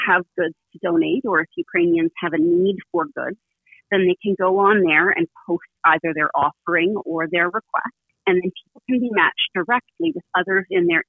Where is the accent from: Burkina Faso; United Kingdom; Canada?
Canada; as a Canadian